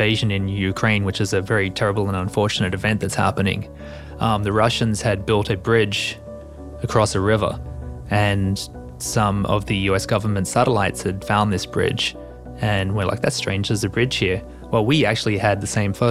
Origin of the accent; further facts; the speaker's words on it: Australia; moved away; as an Australian